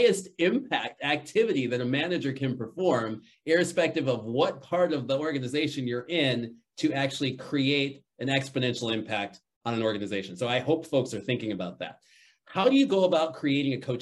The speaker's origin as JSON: {"language": "English", "town": "Chicago", "region": "Illinois", "country": "United States", "tie": "born or raised there", "said": "I grew up in Chicago"}